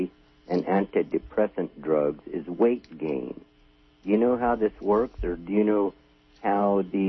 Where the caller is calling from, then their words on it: California, United States; I'm Southern Humboldt.